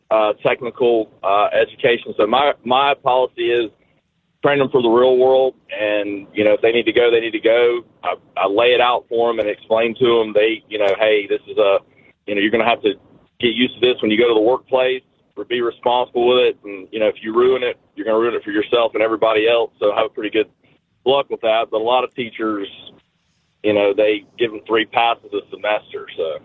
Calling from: Dallas, Georgia, United States; Dallas, Georgia.

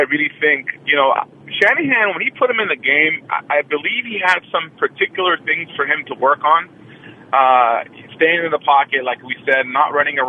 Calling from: Oakland, California, United States; from Oakland.

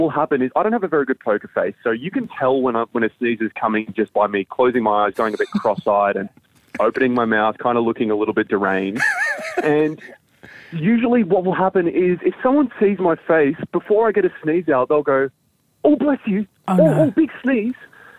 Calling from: Sunshine Coast, Queensland, Australia; I'm in the God's land of cool and Sunshine Coast, actually in Queensland.

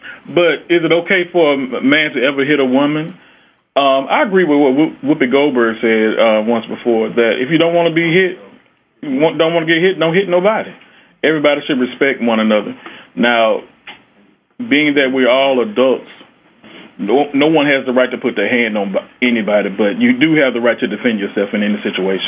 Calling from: Montgomery, Alabama, United States; I'm calling from Montgomery, Alabama, Alabama State University.

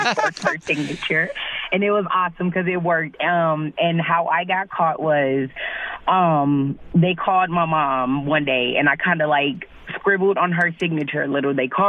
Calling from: Neenah, Wisconsin, United States; I'm calling from Nina, Wisconsin.

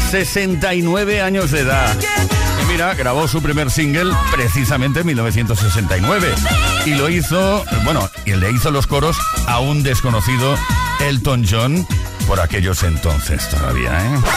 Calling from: Villaviciosa de Odón, Community of Madrid, Spain; de Villaviciosa.

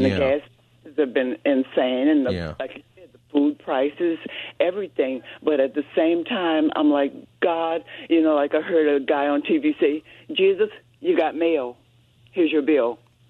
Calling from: Lakewood, California, United States

